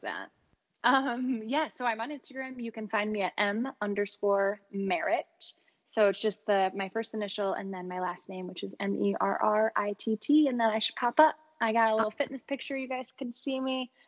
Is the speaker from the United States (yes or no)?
yes; Chicago, Illinois, United States; moved away; until I moved away from Chicago